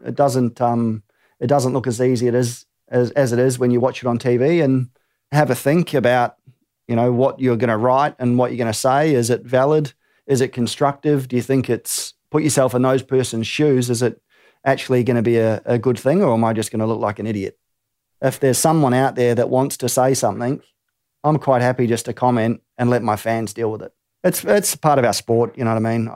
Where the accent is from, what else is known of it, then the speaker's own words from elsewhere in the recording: New Zealand; growing up in New Zealand